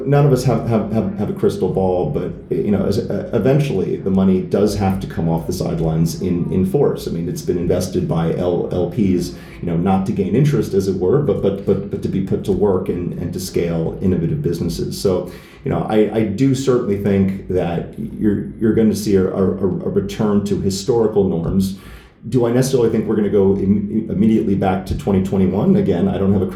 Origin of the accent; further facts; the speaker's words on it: United States; as an American